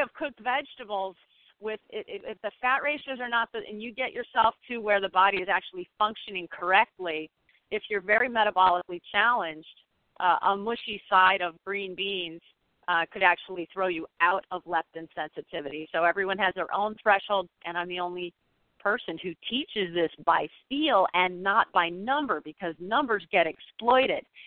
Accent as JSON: {"language": "English", "town": "St. Joseph", "region": "Michigan", "country": "United States", "tie": "born or raised there", "said": "my hometown in St. Joseph, Michigan"}